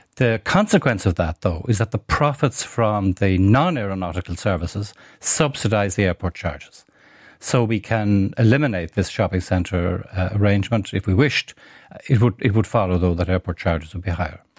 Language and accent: English; Galway, Connacht, Ireland; moved away; I grew up in Galway